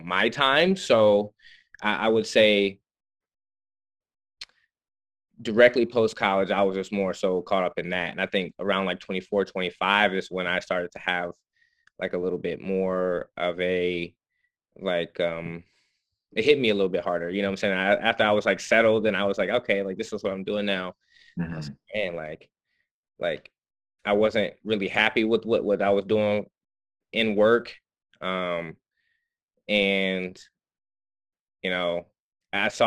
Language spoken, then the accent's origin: English; Muskogee, Oklahoma, United States; moved away as an adult; also born or lived in Dartmouth; I'm from Muskogee, Oklahoma, and was born and raised there